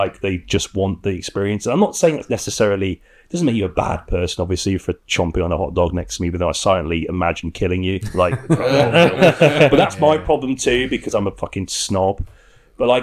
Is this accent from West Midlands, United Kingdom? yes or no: no; Derby, East Midlands, United Kingdom; my hometown of Derby